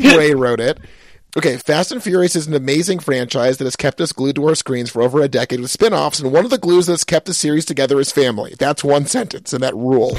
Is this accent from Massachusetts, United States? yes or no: yes; Pittsfield, Massachusetts, United States; moved away; I'm from Pittsfield, Massachusetts.